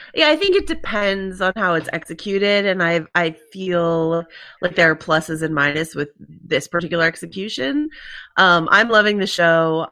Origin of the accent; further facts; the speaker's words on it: United States; accent: American; my American accent